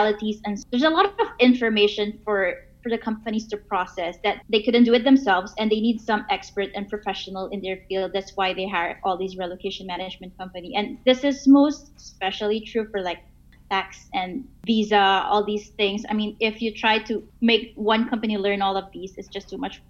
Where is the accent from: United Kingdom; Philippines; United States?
Philippines; also born or lived in Singapore; now in Rockhampton, Australia; I'm originally from the Philippines, and right now I'm living in Rockhampton, Queensland, Australia.